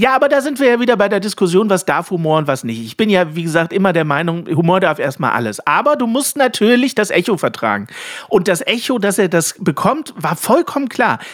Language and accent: German; Germany; als Deutsche